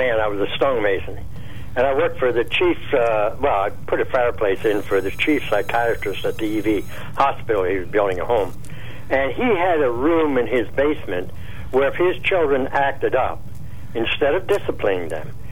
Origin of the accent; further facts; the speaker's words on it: Laurelton, Pennsylvania, United States; I was born and raised in Laurelton